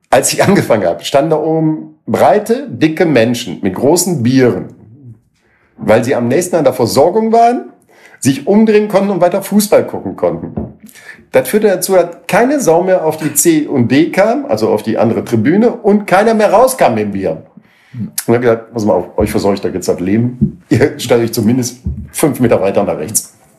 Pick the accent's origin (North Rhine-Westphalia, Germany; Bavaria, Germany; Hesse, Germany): North Rhine-Westphalia, Germany; Oberhausen; bin ich an der Landwehr groß geworden, an der Burgenstraße Ecke Landwehr, also direkt am Trainingsgelände des SC Rot-Weiß Oberhausen